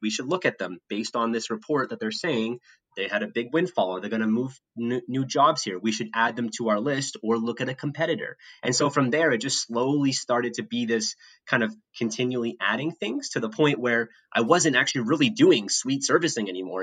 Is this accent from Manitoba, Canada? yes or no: yes; Winnipeg, Manitoba, Canada; moved away as an adult; now in United States; as a kid growing up in Canada